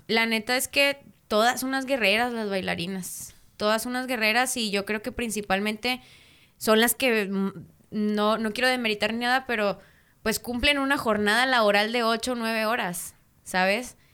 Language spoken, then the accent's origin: Spanish; Mexico; los mexicanos, ahora sí que se va a escuchar bien medio vulgar son, pero son bien chileros